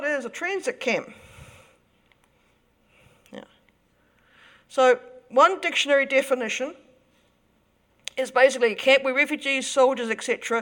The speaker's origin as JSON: {"language": "English", "region": "Auckland", "country": "New Zealand", "said": "I come from Avondale."}